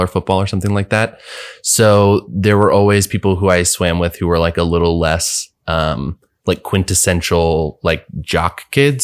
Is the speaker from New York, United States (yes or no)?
no; Bethesda, Maryland, United States; also born or lived in Washington, D.C.; I grew up just outside of D C in, um, a, a place called Bethesda, Maryland